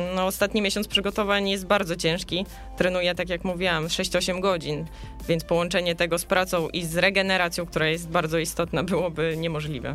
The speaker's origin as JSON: {"language": "Polish", "town": "Suwałki", "region": "Podlaskie Voivodeship", "country": "Poland", "tie": "born or raised there", "also_born_or_lived": "Białystok", "moved": "as an adult", "lives_now": "Silesia, Poland", "said": "urodziłam się w Suwałkach, studiowałam w Białymstoku"}